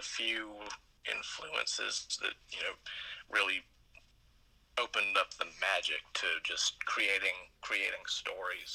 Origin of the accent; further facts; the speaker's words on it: Brandon, Mississippi, United States; also born or lived in Jackson; I've lived in Brandon for the majority of my life